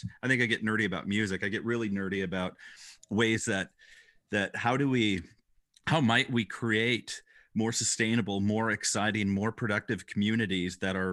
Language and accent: English; Rockford, Illinois, United States; moved away as an adult; now in Iowa City, United States; I grew up in Rockford, which, you know, used to be like a middle-class dream city in the U.S.